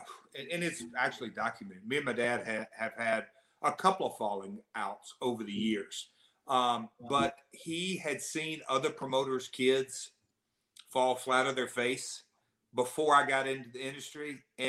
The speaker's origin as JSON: {"language": "English", "region": "the South", "country": "United States", "accent": "Southern", "said": "I'm the hillbilly, southern boy, whatever you want to call it. Can't get rid of my accent."}